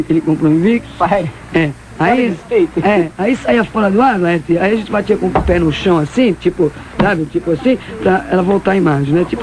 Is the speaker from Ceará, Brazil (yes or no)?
no; São Paulo, Brazil; Nasci em São Paulo, mais precisamente no bairro da Moca. De noite a gente sentava na porta, porque não existia a televisão.